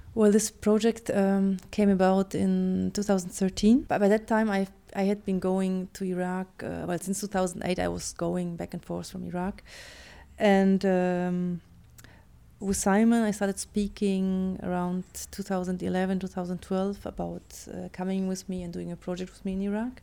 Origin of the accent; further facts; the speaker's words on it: Germany; English is a second language; moved away; also born or lived in Poland; I'm actually Polish, but I was brought up in Germany